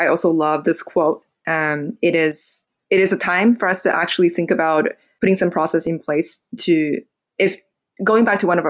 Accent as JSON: {"language": "English", "region": "Beijing", "country": "China", "tie": "born or raised there", "second_language": "English", "moved": "as an adult", "lives_now": "United States", "said": "I was born in Beijing, Beijing, China."}